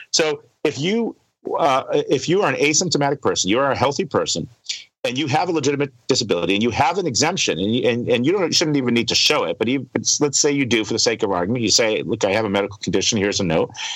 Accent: United States; as an American

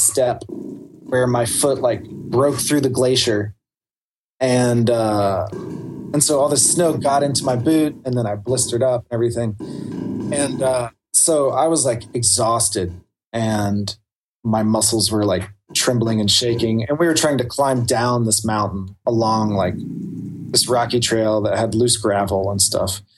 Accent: the South, United States; I'm from the South. I live in Appalachia

